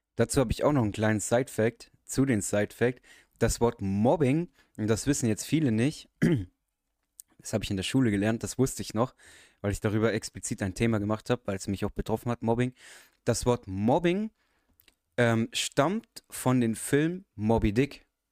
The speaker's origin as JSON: {"language": "German", "country": "Germany", "tie": "born or raised there", "said": "ich bin halber Araber, bin aber in deutschen Verhältnissen aufgewachsen"}